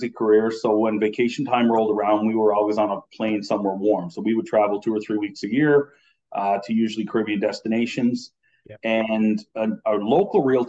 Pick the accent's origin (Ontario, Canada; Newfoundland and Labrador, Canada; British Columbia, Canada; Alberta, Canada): Newfoundland and Labrador, Canada; moved away; I'm originally from Newfoundland. Okay. So I grew up down there, North Atlantic winters on the Atlantic Ocean.